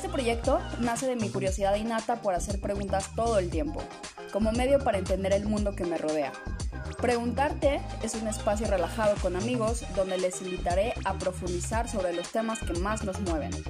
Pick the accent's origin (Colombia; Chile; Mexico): Mexico; Guadalajara, Jalisco; Les saluda … Para quienes no me conocen, soy originaria de Guadalajara, Jalisco.